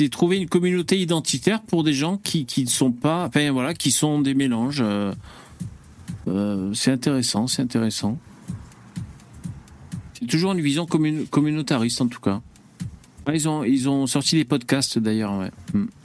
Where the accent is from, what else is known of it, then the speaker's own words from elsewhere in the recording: Pays de la Loire, France; also born or lived in Madagascar / Paris; je suis né à Madagascar, j'ai grandi dans de nombreux villages français, dont particulièrement en Sarthe. J'ai vécu de nombreuses années à Paris.